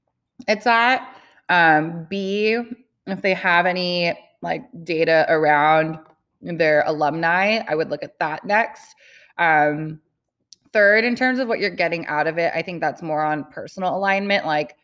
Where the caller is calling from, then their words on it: California, United States; I'm calling in from California